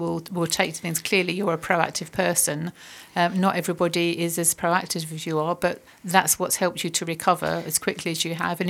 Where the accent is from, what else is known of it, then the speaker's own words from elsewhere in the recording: United Kingdom; I think it's part of being British as well.